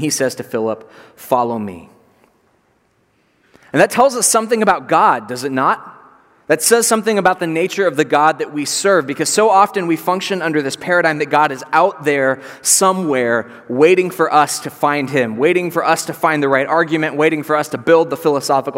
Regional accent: Brandon, Florida, United States; I grew up a few miles from here, in the Brandon area

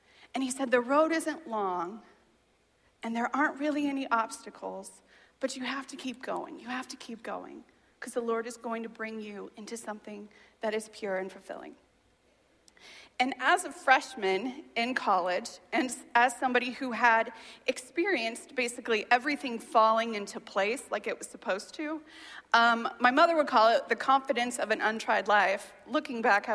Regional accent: Boone County, Indiana, United States; also born or lived in Virginia / California; I grew up in this county. I grew up in Boone County.

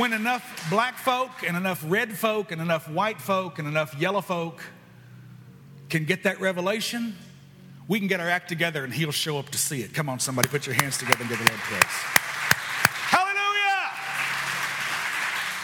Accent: United States; I am a Christian before I'm an American

